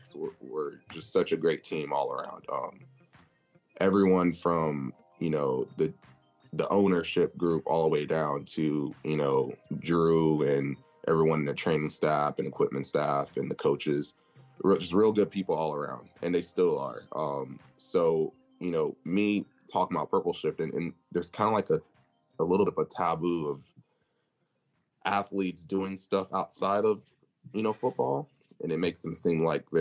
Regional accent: Arlington, Texas, United States; also born or lived in Mansfield, Texas; I'm from Arlington area, Mansfield, which Arlington, Texas, if you go look that up, that's where Dallas Cowboys are. So I grew up a fan

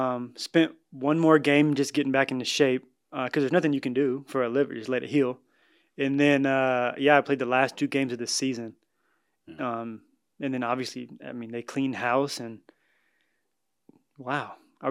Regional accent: Seattle, Washington, United States; moved away as an adult; also born or lived in Idaho; now in Edmonton, Canada; Born and raised in Seattle, Washington, yep.

